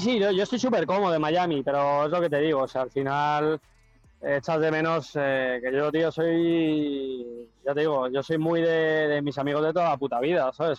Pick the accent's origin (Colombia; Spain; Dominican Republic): Spain; moved away as an adult; now in United States; yo soy muy español, tío. Yo soy más español que la tortilla de patata